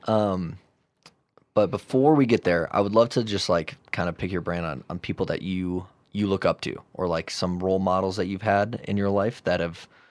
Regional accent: Chicago, Illinois, United States; now in Denver, United States; I'm from Chicago

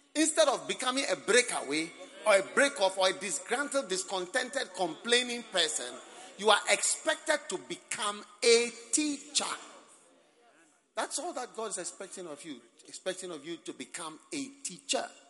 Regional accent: Ghana; accent: Ghanaian; my Ghanaian accent

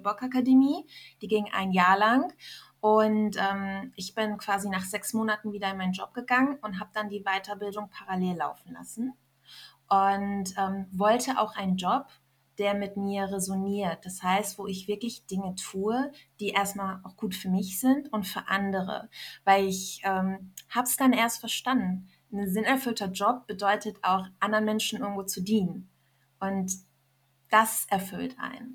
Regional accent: Germany; also born or lived in Iran / Berlin; ich bin als äh, kleines Kind nach Deutschland gekommen mit meinen Eltern und ähm, ja, bin hier aufgewachsen, habe in Deutschland meine Heimat gefunden

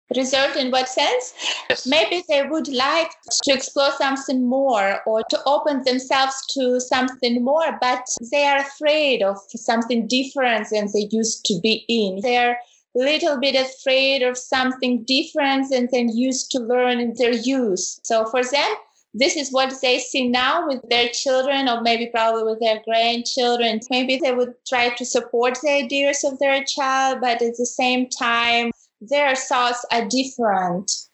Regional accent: Ukraine; moved away as an adult; now in Germany; I come originally from Ukraine, but currently for already five years I'm living in Germany

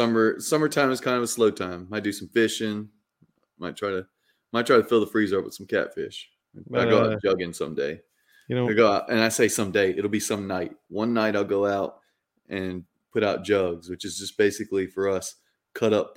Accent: the South, United States; I come from the South, the land of flavor

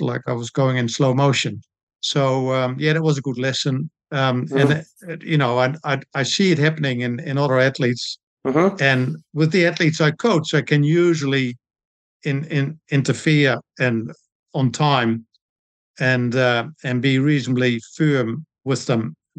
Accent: Netherlands; moved away as an adult; also born or lived in Blenheim, New Zealand; now in Christchurch, New Zealand; I was a swimmer and water polo player when I grew up in Holland. When I came to New Zealand in 1978

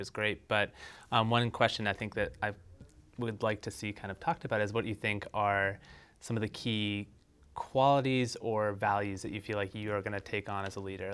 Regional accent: Essex, Vermont, United States; also born or lived in South Burlington; now in Winooski, United States; I grew up in Essex

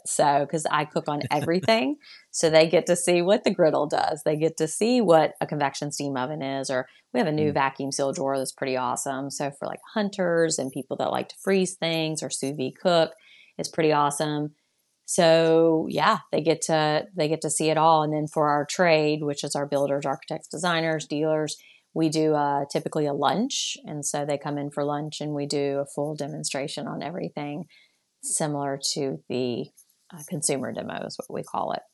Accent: Athens, Georgia, United States; also born or lived in Atlanta, Georgia; I, was born in Atlanta. My parents are from Atlanta. We moved out to a small okay. town uh, in between Gainesville and Athens, and that's where a majority of them still are. And yeah, I claim Athens. Though I lived there long enough, I claim Athens. That's my hometown

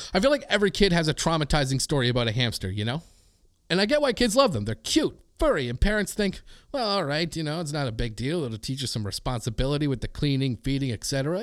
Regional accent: Canada; as a Canadian

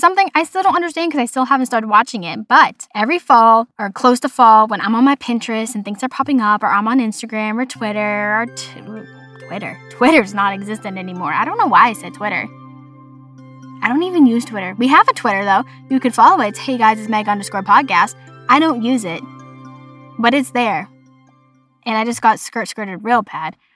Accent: Boston, Massachusetts, United States; accent: Boston; my Boston accent

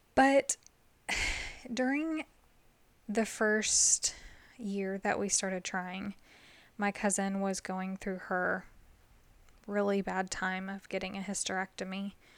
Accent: the South, United States; I'm from the South

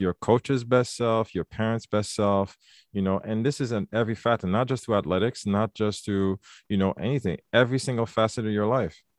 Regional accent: Quebec, Canada; also born or lived in Haiti; growing up in Quebec

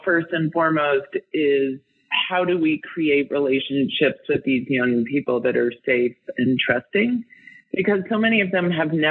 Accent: Denver, Colorado, United States; I grew up in Denver and I'm older than 35.

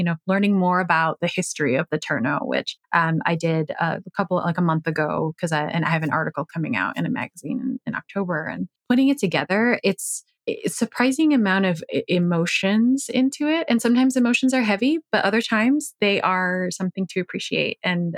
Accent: United States; also born or lived in Chicago, Illinois; I grew up in the United States

